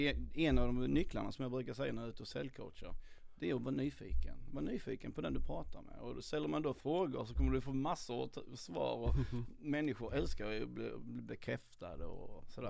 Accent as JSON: {"language": "Swedish", "region": "Skåne", "country": "Sweden", "tie": "born or raised there", "moved": "as an adult", "lives_now": "Stockholm, Sweden", "said": "jag är uppväxt i Skåne, flyttade upp till Stockholm när jag var 30"}